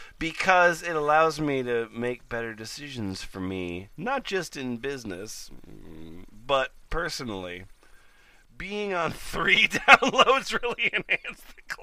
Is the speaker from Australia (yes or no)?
yes; Australia; I'm from Australia.